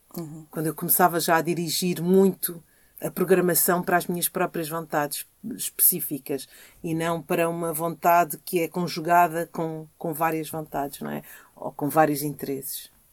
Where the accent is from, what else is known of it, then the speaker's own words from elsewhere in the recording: Lisbon, Portugal; also born or lived in Angola; quando eu vivia aqui na Rua de São Paulo, eu vivia num prédio em que viviam só famílias como a minha, em que o pai era timorense e a mãe era angolana